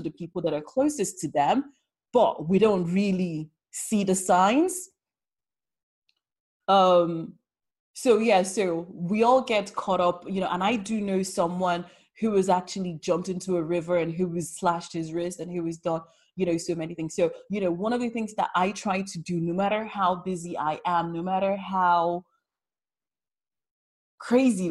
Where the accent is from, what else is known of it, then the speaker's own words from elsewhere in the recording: London, United Kingdom; I'm a Londoner